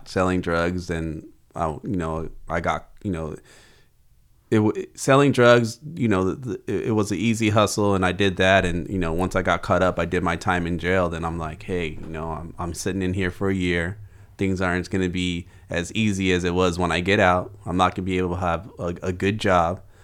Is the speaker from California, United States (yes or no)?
yes; Oxnard, California, United States; grew up in South Oxnard